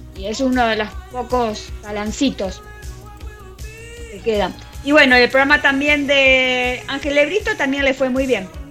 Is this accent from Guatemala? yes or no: no; Argentina